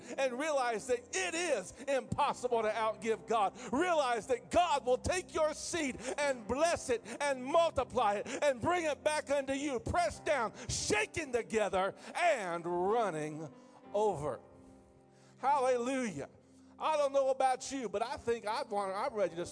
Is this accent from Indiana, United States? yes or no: yes; Indiana, United States; I'm from Indiana